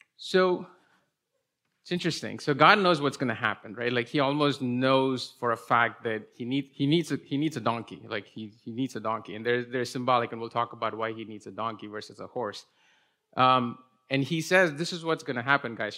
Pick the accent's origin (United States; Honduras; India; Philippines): India; English is a second language; moved away as an adult; I was born and raised in India till I was twenty-one, and then I moved here when I, uh, went to college